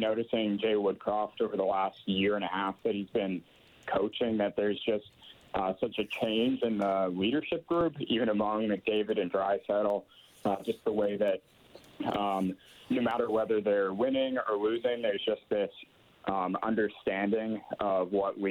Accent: Edmonton, Alberta, Canada; moved away as an adult; also born or lived in United States; now in Guam; I grew up in Edmonton

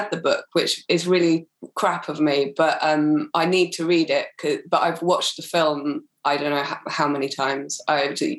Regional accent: Wales, United Kingdom; like in Wales as a kid growing up.

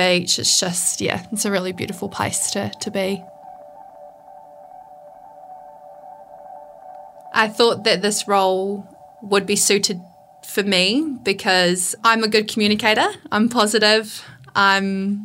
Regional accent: Masterton, Wellington, New Zealand; I grew up in Masterton.

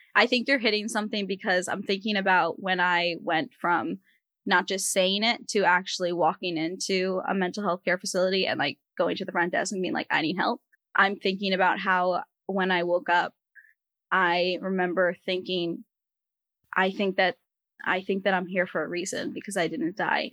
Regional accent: Rhode Island, United States; moved away; also born or lived in US West Coast; I grew up in the in the Ocean State, Rhode Island, and then I moved out to, you know, Pacific, Atlantic to Pacific

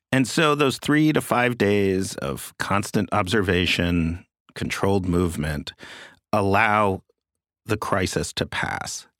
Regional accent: New York City, New York, United States; I grew up in Manhattan, born just shortly before the M C C was built

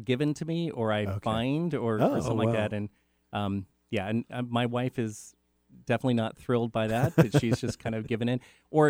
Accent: Renton, Washington, United States; I grew up in Renton in the Bryn Mawr area or Skyway.

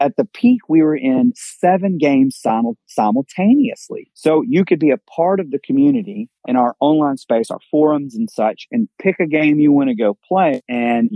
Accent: Mississippi, United States; now in Miami, United States; I grew up in Mississippi

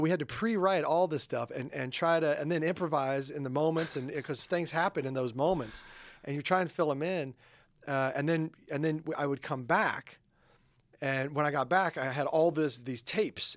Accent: Midwest, United States; moved away; also born or lived in New York; I'm a Midwesterner

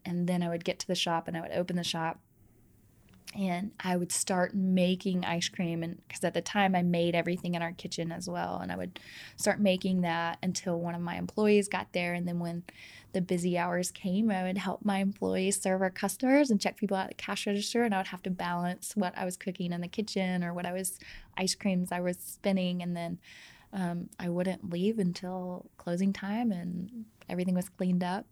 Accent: Georgia, United States; And I'm from Georgia

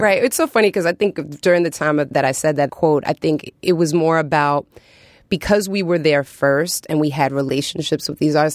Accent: New York City, New York, United States; growing up in New York City

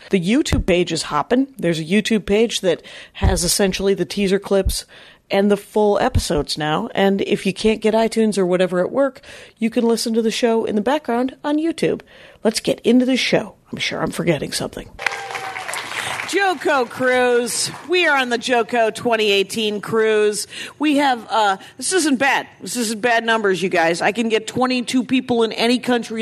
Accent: South Milwaukee, Wisconsin, United States; I grew up next to the Crusher

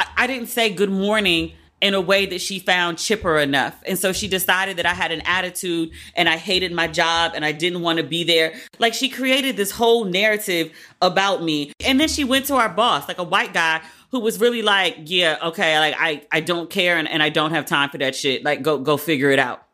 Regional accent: Maryland, United States; I'm from Maryland, but I, I'm on the P G County side

